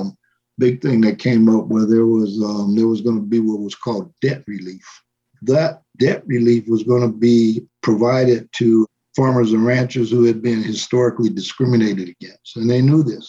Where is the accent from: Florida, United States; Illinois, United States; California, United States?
California, United States; Los Angeles; now in New Mexico, United States; where I came from, which is a place called Boyle Heights